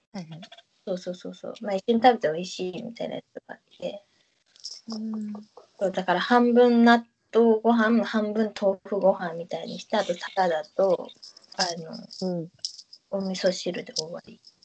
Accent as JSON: {"language": "Japanese", "region": "Fukuoka", "country": "Japan", "accent": "Hakata dialect", "moved": "yes", "lives_now": "Tokyo, Japan", "said": "絶対にうちタメ口でも博多弁話さんも、東京では。"}